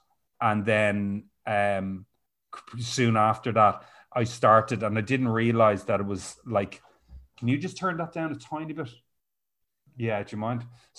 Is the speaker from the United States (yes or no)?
no; Rathfarnham, Leinster, Ireland; So I joined a local drama group in Dundrum. I'm from Rathfarnham.